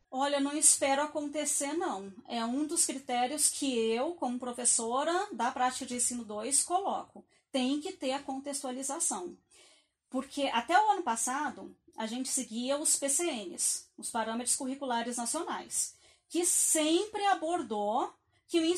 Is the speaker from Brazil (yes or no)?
yes; Rio Grande do Sul, Brazil; E eu, eu sou gaúcha, então a minha educação básica, boa parte dela foi lá.